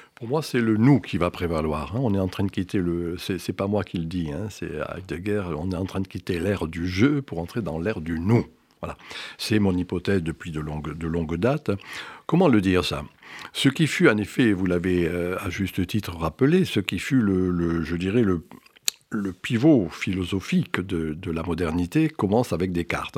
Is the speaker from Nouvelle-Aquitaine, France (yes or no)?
no; Graissessac, Cévennes, Occitania, France; moved away; also born or lived in Strasbourg; je viens d'un petit village des Cévennes qui s'appelle Grès-sac, qui était un village